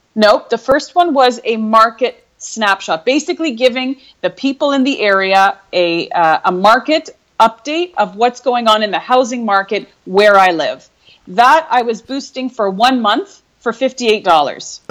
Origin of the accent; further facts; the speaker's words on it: Canada; moved away as an adult; also born or lived in Europe; born and raised in Canada